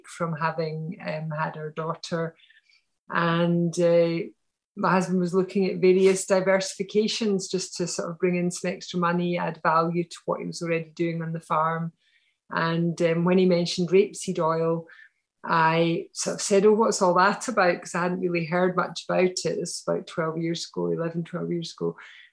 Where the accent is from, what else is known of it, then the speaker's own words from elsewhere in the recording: Glasgow, Scotland, United Kingdom; moved away as an adult; now in near Edinburgh, United Kingdom; So I grew up in Glasgow